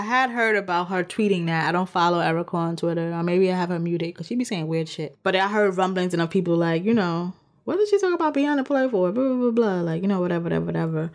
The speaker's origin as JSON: {"language": "English", "region": "New York", "country": "United States", "said": "as a New Yorker"}